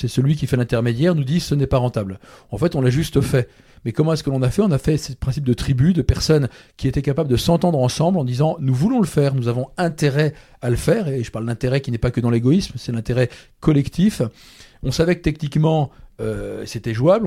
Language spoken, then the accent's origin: French; Brittany, France; ceux qui n'ont pas compris que je suis breton, maintenant ils le savent